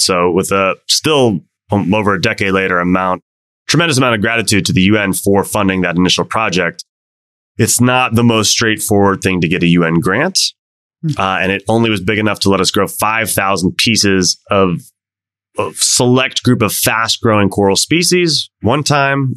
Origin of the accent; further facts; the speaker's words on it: Washington, District of Columbia, United States; moved away as an adult; also born or lived in Mauritius; my hometown of DC